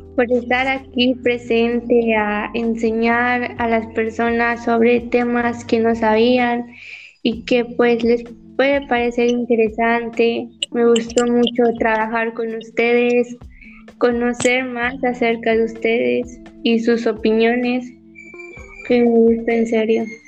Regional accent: Yucatán, Mexico; Me siento orgullosa de ser yucateca

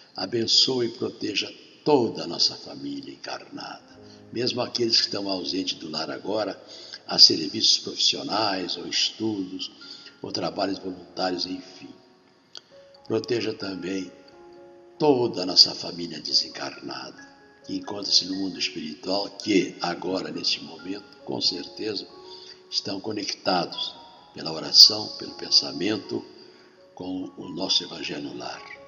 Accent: Rio Grande do Sul, Brazil; moved away as an adult; now in Rio de Janeiro, Brazil; eu sou lá da roça, lá do Rio Grande do Sul. Estou aqui do Rio de Janeiro, mas fiquei até os 18 anos lá na cidade pequena.

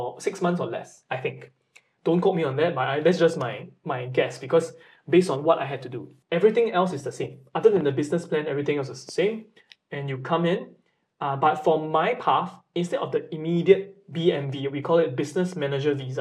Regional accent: Singapore; moved away as an adult; now in Japan; I'm going back to my home country of Singapore.

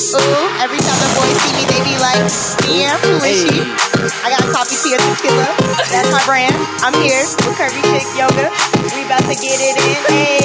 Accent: New York, United States; now in Chicago, United States; I'm from New York, but I live in Chicago.

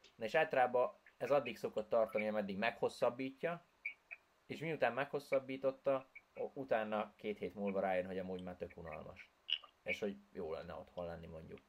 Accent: Hungary; first language Hungarian; Én voltam az egyedüli magyar is, tehát, hogy senki nem beszélt az anyanyelvemen kint

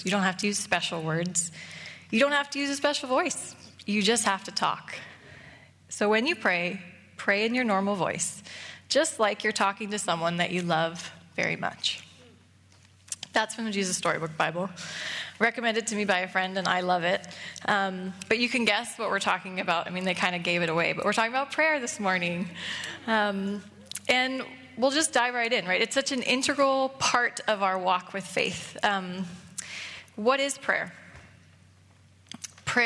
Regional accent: United States; moved away as an adult; also born or lived in Seattle; now in Canada; I'm American

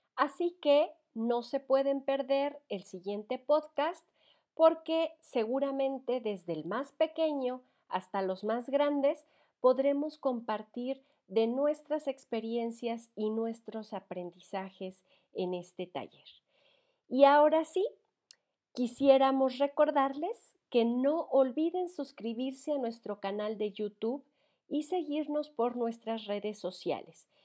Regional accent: Mexico; como mexicanos o latinoamericanos

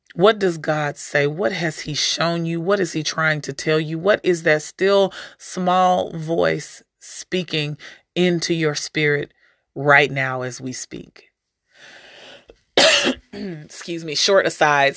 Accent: St. Louis, Missouri, United States; also born or lived in Alaska; growing up in Saint Louis

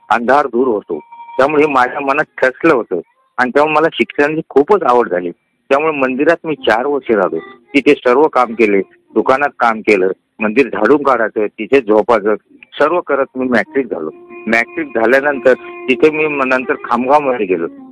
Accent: a village in Jalna district, Maharashtra, India; also born or lived in Mahad; माझं बालपण हे एका खेड्यात गेलं खेडं म्हणजे दोन हजार वस्तीचं गाव जालना जिल्ह्यामध्ये

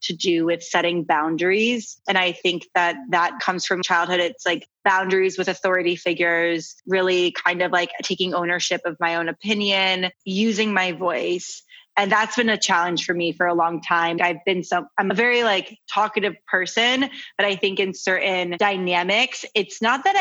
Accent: United States; I'm American

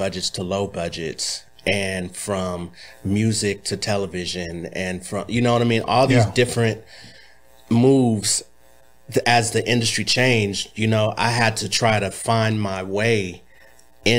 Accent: Los Angeles, California, United States; also born or lived in Inglewood / Bay Area; I was born in Inglewood, mm-hmm. and I was raised all over Los Angeles

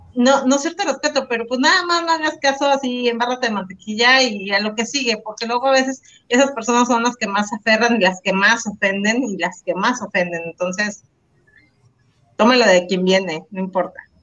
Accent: Guadalajara, Jalisco, Mexico; de Guadalajara, que es de donde soy

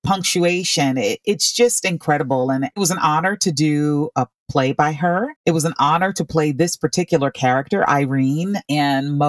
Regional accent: Orlando, Florida, United States; I grew up in Orlando, Florida

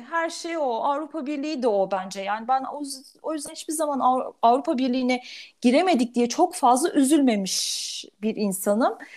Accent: Turkey; bir Türk olarak

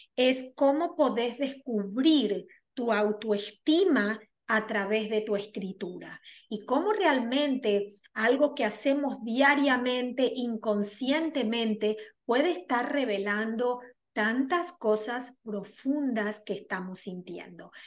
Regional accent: Argentina; moved away as an adult; now in New York, United States; soy argentina, pero resido en la ciudad de Nueva York ya 24 años

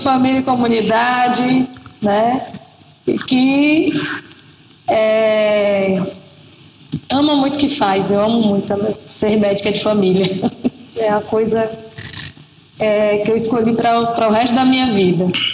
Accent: Salvador, Bahia, Brazil; moved away as an adult; also born or lived in Cuba; nasci é em Salvador, na Bahia, né? Mas e... cresci na região metropolitana de Salvador

